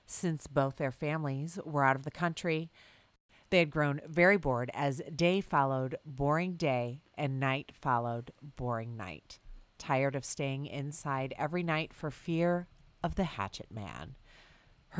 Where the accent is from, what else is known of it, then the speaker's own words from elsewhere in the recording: Bloomington, Indiana, United States; it's my hometown, Bloomington, Indiana